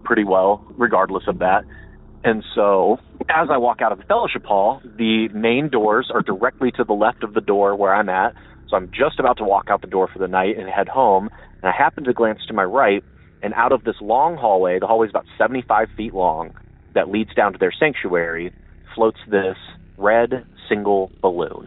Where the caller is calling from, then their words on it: Akron, Ohio, United States; from Akron